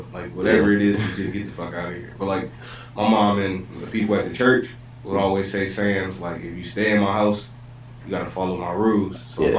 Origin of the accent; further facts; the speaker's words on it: Atlanta, Georgia, United States; also born or lived in Michigan; I'm from Atlanta.